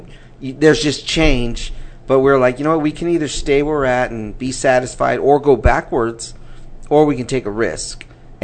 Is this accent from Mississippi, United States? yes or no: no; California, United States; moved away; I'm from California originally. We moved here 11 years ago.